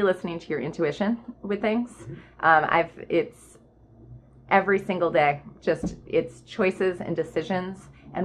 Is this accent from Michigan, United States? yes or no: yes; Michigan, United States; now in Falmouth, United States; I was raised in Michigan